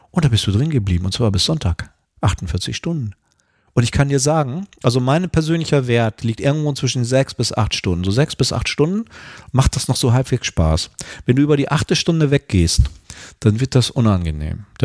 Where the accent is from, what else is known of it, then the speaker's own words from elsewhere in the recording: North Germany, Germany; ich bin äh, ja hier im Norden geboren und aufgewachsen